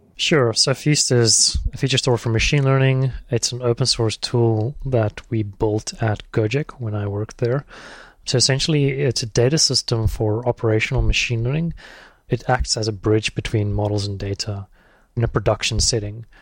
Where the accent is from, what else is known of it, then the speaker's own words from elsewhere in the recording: South Africa; moved away as an adult; also born or lived in Thailand; I'm South African.